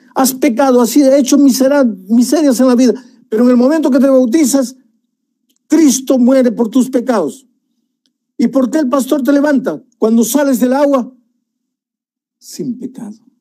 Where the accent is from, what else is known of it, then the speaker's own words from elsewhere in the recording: Peru; moved away; En las alturas de Puno, allá en mi país